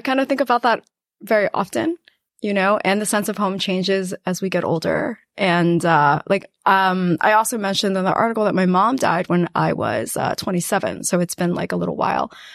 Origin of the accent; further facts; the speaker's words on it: New York City, New York, United States; also born or lived in Guangdong, China / West Harlem, New York City; I actually grew up in a house. um, in Queens.